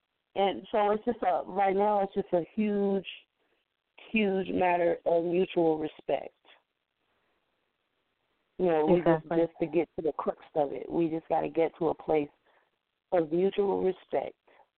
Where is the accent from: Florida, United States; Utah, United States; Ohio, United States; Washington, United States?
Ohio, United States; Cincinnati; also born or lived in Bay Area, California; So, and I grew up in Cincinnati.